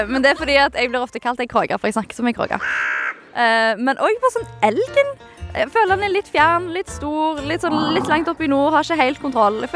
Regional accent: Stavanger, Rogaland, Norway; Jeg er jo fra Stavanger

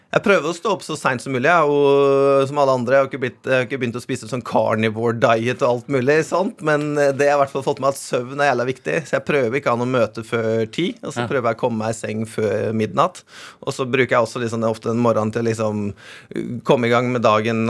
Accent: Otta, Innlandet, Norway; moved away as an adult; also born or lived in Los Angeles, United States / Spain; now in Oslo, Norway; jeg har vokst opp i Gudbrandsdalen, på Otta

